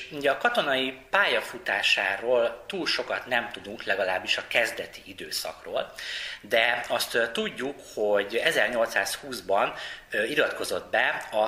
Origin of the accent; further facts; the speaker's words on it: Szolnok, Jász-Nagykun-Szolnok, Hungary; Az egész gyerekkoromat itt töltöttem Szolnokon, itt születtem.